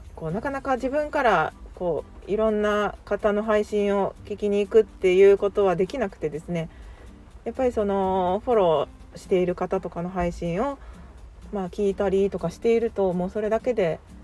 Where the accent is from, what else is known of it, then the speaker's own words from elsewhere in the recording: Kansai, Japan; 自分はその関西人なので